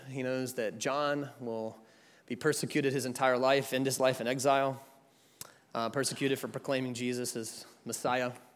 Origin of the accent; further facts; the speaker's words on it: Jacksonville, Florida, United States; now in Atlanta, United States; I'm from Atlanta, Georgia, but I was born right here in Jacksonville, Florida. And so this is my hometown